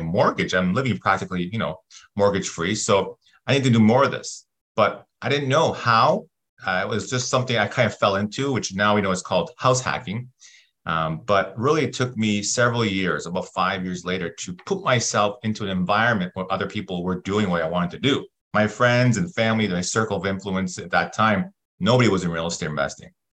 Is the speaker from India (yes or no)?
no; Toronto, Ontario, Canada; moved away as an adult; now in California, United States; I'm born and raised in Toronto